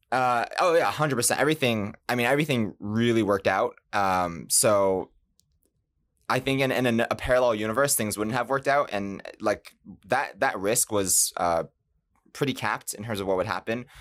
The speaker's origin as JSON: {"language": "English", "town": "Boston", "region": "Massachusetts", "country": "United States", "moved": "yes", "said": "I'm from Boston"}